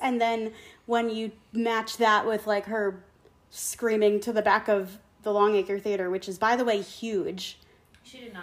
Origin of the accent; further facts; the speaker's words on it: Concord, New Hampshire, United States; I grew up in New Hampshire. Um, okay. Concord, New Hampshire. I went to Concord High School.